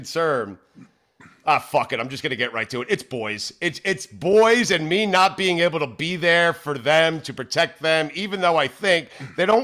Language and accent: English; South Florida, United States; we're from Florida, South Florida